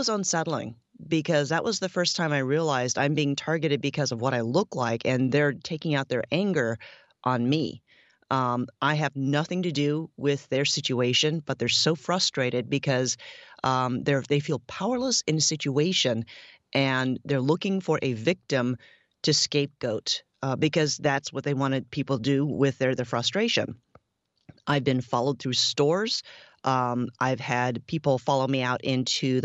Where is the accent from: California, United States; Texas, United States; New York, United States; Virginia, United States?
California, United States; moved away; also born or lived in Ohio; I grew up in California, and then I moved to Ohio